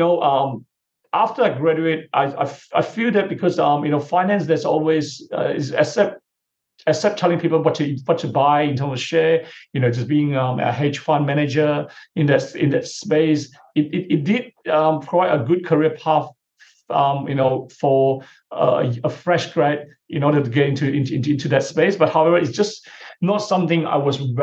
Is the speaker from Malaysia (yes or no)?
yes; Malaysia; moved away as an adult; now in Melbourne, Australia; my family background, which they are property investors back in my hometown in Malaysia